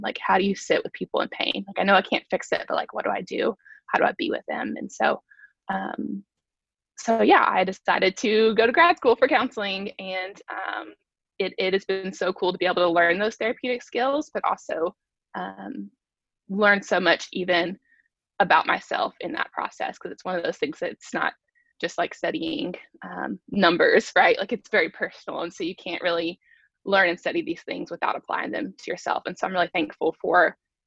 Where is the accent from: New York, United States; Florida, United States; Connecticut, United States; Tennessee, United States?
Tennessee, United States; Chattanooga; moved away as an adult; also born or lived in Alabama; I am originally from Chattanooga, so I grew up here.